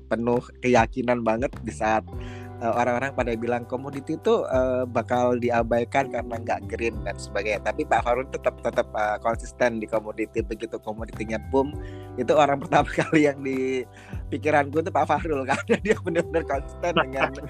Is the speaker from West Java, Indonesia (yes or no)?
no; Padang, West Sumatra, Indonesia; Saya dulu anak perantauan dari Padang.